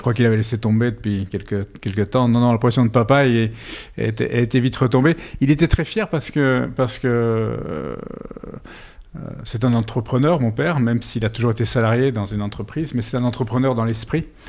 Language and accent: French; Brussels, Brussels-Capital Region, Belgium; moved away as an adult; now in Bordeaux, France; je suis belge